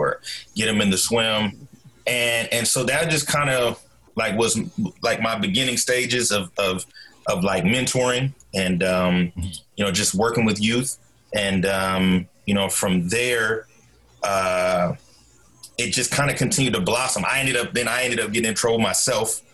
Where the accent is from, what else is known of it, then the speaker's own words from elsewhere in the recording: Portland, Oregon, United States; I'm originally from Portland, Oregon. Born and raised. Grew up in Northeast Portland